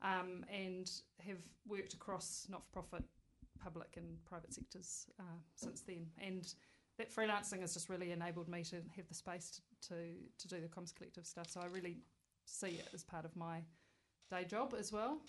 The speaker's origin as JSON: {"language": "English", "region": "Wellington", "country": "New Zealand", "tie": "born or raised there", "also_born_or_lived": "Scotland", "said": "I'd say kind of Wellington born and bred, except I wasn't born here"}